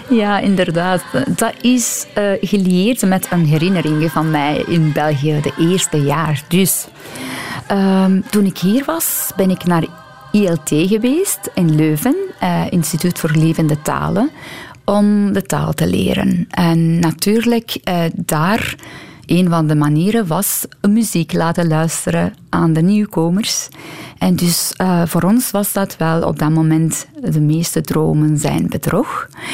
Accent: Iran; Dutch is a second language; moved away as an adult; now in Belgium; mijn jeugd in Iran

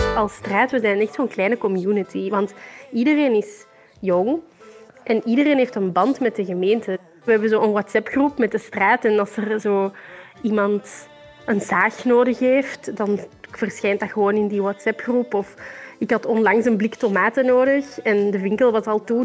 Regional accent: Tervuren, Flanders, Belgium; ik woon in Tervuren, ik kom ook uit Tervuren.

